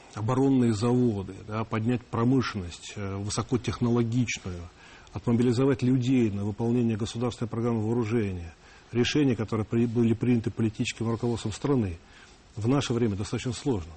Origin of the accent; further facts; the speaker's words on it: Russia; я русский сначала, потом я россиянин, то есть я гражданин России